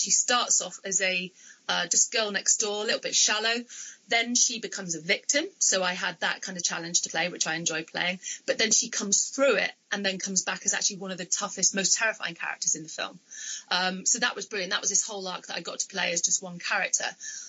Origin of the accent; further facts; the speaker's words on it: Bristol, South West England, United Kingdom; accent: Bristolian; Obviously, I'm from Bristol, but my Bristolian accent is a bit crap. I suppose I spent so much of my life making sure that I didn't get a really strong Bristolian accent.